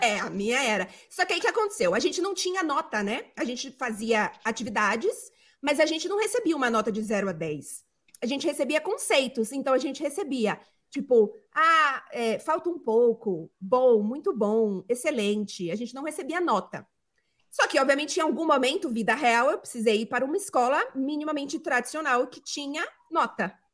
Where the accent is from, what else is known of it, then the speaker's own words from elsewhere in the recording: Salvador, Bahia, Brazil; eu sou, sou de Salvador